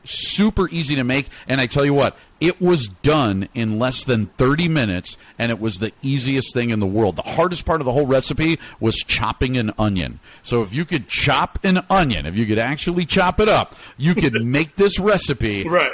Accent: Chicago, Illinois, United States; I actually was born and raised in Chicago

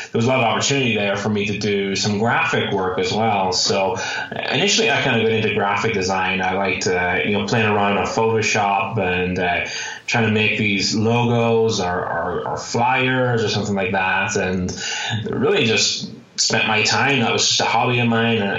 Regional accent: Ireland; now in Phoenix, United States; I'm originally from Ireland. That's why you may hear a little bit of an accent there. I currently live in Phoenix, Arizona

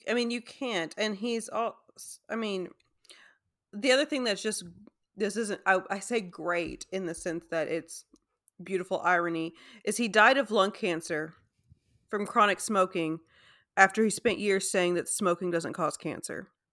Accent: United States; we as an American society

